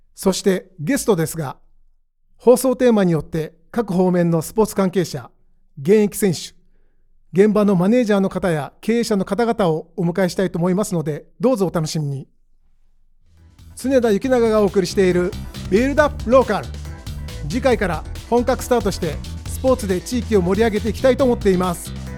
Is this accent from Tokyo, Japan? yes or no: yes; Tokyo, Japan; 千九百六十五年生まれ、東京都北区出身です。